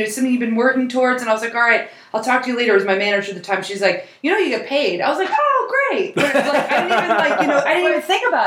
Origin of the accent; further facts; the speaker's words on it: Hampton Bays, New York, United States; moved away; also born or lived in Southampton, New York; I grew up in New York